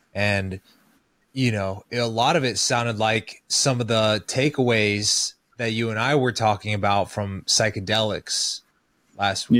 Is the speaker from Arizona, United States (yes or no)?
no; Kansas City, Missouri, United States; born or raised there